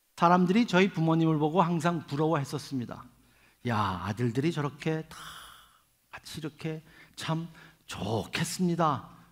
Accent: Seoul, South Korea; now in New York, United States; 저는 서울에서 태어나서 지금은 뉴욕에 살고 있기 때문에

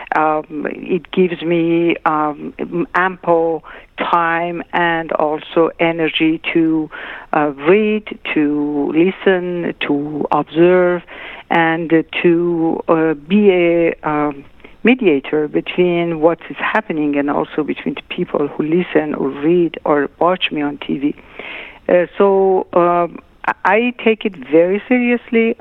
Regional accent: Tehran, Tehran Province, Iran; moved away; also born or lived in Shiraz, Iran; I was born in Shiraz, but I was not raised in Shiraz. I uh, my parents moved to Tehran when I was a year and a half

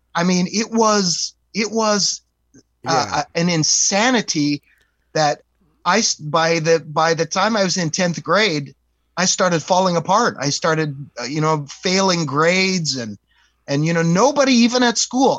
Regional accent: East Coast, United States; we're from the East Coast

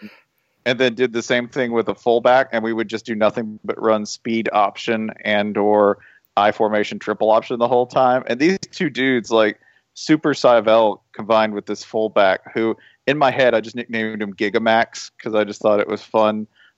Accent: Tennessee, United States; I'm from Tennessee.

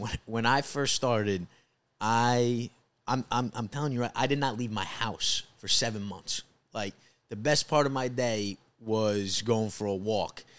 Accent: Rockland County, New York, United States; also born or lived in New Jersey; I'm originally from Rockland County, which is, uh, the suburbs of New York, right outside the city

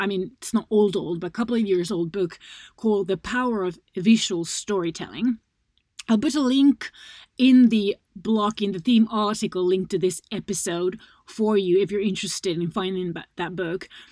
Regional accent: Finland; my home country, Finland

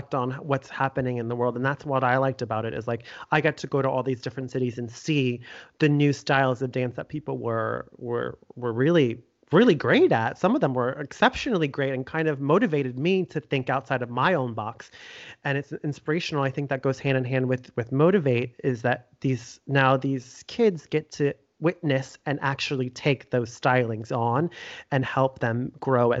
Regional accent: South Florida, United States; I grew up in South Florida

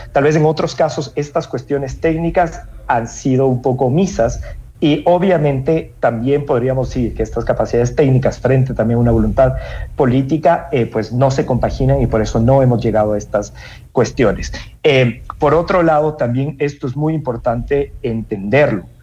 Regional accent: Ecuador; como ecuatorianos

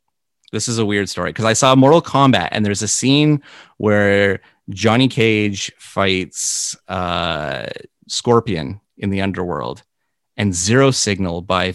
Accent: Canada; to be connected with Gord in any shape or form of your life as Canadian is just, it's a big deal.

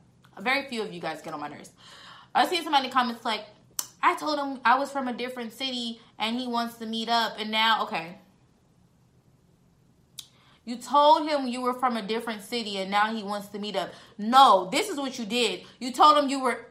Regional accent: San Diego, California, United States; now in Dallas, United States; I'm in Dallas. So I'm from San Diego

